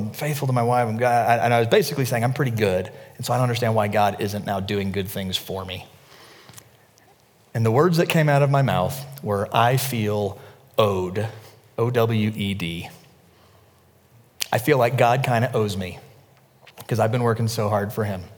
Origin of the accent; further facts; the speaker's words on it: the South, United States; I'm from the South